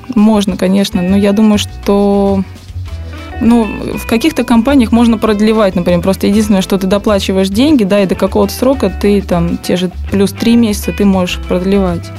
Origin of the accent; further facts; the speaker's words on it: Russia; also born or lived in Saint Petersburg